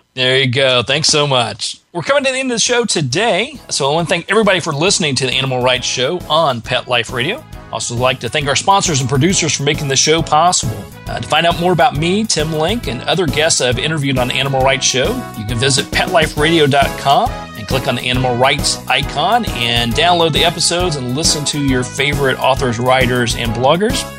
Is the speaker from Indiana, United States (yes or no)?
yes; Indiana, United States; now in Georgia, United States; I grew up in Indiana, so I'm an original Midwestern uh, boy myself.